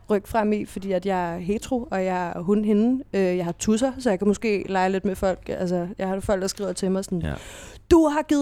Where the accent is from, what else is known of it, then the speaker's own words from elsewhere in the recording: Næstved, Zealand, Denmark; Jeg, jeg er fra Næstved